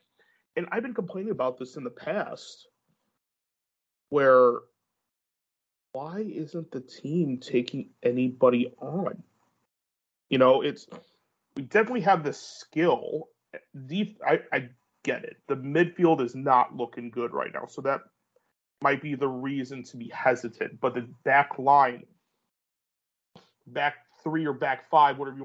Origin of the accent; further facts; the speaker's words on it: United States; I'm American